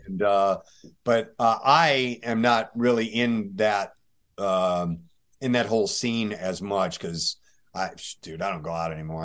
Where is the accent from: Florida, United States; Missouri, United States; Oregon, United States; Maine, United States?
Missouri, United States; St. Louis; also born or lived in Tennessee / Greenwood, South Carolina; I did most of my growing up in, uh, Saint Louis, Missouri